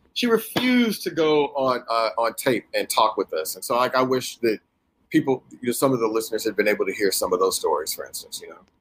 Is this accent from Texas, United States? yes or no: yes; Houston, Texas, United States; growing up in Houston or whatever, same you know same deal for me